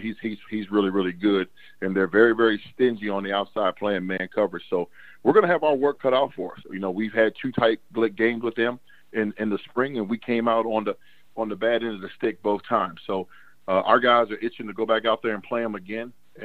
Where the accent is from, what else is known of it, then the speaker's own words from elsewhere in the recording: Cleveland, Ohio, United States; now in San Francisco, United States; And so for me, that was intriguing because I came from Cleveland. And heck, if you just made the playoffs, man, everyone loved you.